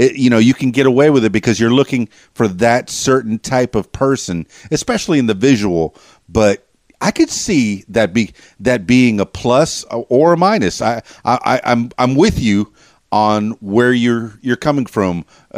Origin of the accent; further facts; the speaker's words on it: Miami, Florida, United States; yeah, I'm from Miami, so I'm familiar with every one of those dances that you were talking about.